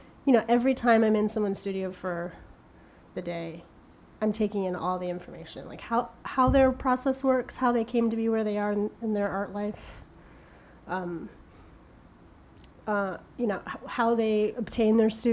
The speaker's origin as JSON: {"language": "English", "town": "Tampa", "region": "Florida", "country": "United States", "tie": "born or raised there", "also_born_or_lived": "England", "moved": "yes", "lives_now": "Brooklyn, United States", "said": "I was really young when I moved to Tampa"}